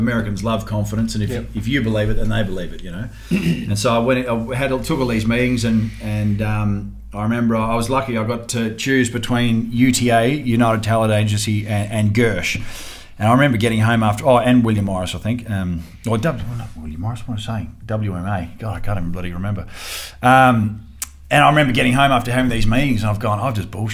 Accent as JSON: {"language": "English", "country": "Australia", "said": "as an Aussie"}